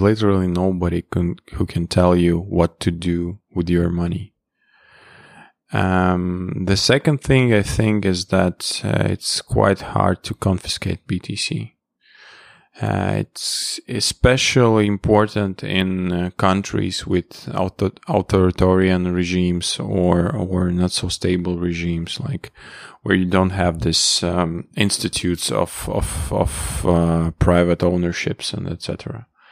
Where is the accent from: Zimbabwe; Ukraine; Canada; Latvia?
Latvia; I was born in, uh, geographically speaking, I was born in Latvia.